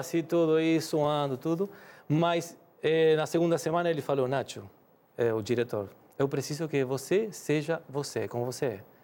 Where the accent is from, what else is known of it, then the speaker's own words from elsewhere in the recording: Rosario, Santa Fe, Argentina; Portuguese is a second language; moved away as an adult; now in Brazil; Voltamos para a mesma cidade onde eu nasci, Rosário